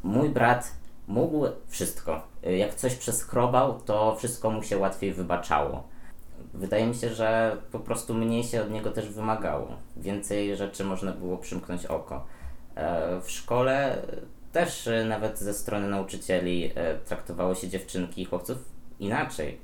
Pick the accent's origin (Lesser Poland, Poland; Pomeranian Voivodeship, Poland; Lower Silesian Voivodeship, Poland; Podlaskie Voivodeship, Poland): Podlaskie Voivodeship, Poland; moved away as an adult; now in Warsaw, Poland; ja też pochodzę z Podlasia